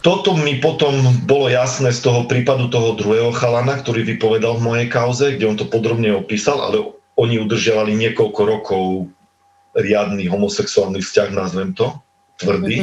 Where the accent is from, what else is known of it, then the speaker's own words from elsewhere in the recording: village neighbouring Drávce, Prešov Region, Slovakia; v Drávciach, čo je susedná dedina na našej obce, kde som vyrastal